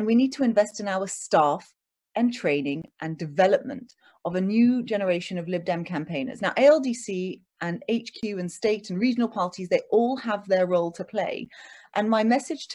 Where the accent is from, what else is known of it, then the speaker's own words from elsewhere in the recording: London, United Kingdom; also born or lived in Oxford; I was born in London